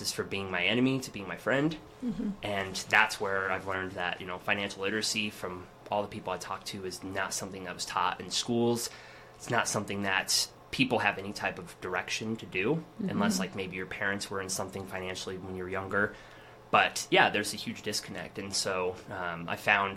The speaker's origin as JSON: {"language": "English", "town": "Cheyenne", "region": "Wyoming", "country": "United States", "tie": "born or raised there", "said": "I have lived, born and raised in Cheyenne."}